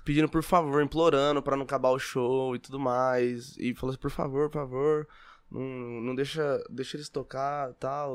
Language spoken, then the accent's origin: Portuguese; Olímpia, São Paulo, Brazil; now in São José do Rio Preto, Brazil; Nascido e criado em Olímpia. Vim para Rio Preto depois de é, com 17, 18 anos.